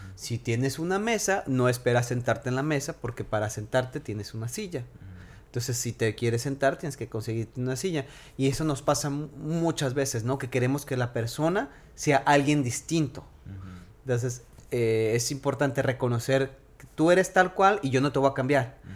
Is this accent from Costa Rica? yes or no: no; Mexico; yo nací en México, yo crecí en México